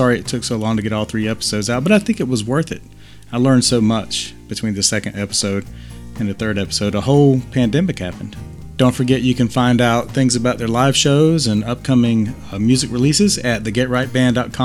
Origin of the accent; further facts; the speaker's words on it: Chicago, Illinois, United States; moved away; Chicago on the podcast, my hometown